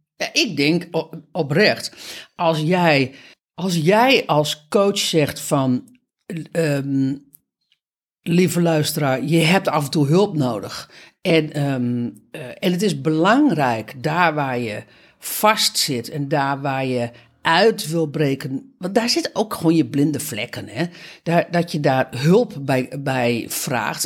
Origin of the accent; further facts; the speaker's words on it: Netherlands; voor ons als Nederlander